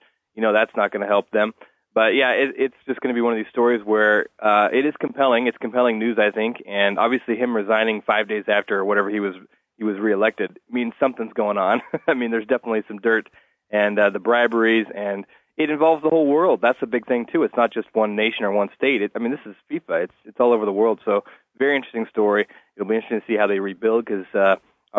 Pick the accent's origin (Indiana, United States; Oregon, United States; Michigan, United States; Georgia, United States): Oregon, United States; Portland; I grew up here in Portland